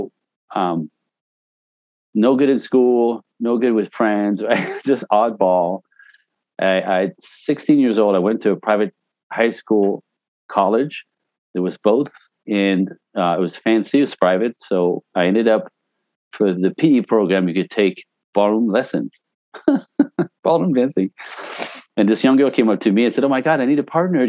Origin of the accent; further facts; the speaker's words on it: Canada; also born or lived in Vancouver / Los Angeles; I'm Canadian originally. I got all my training in Vancouver, where I moved to when I was 19, and made my way to Los Angeles